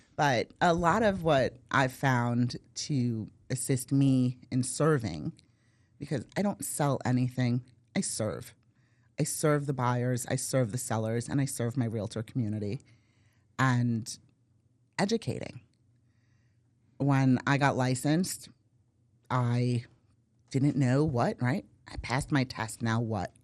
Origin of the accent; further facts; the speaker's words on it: Brooklyn, New York, United States; moved away as an adult; now in Valrico, United States; born and raised in Brooklyn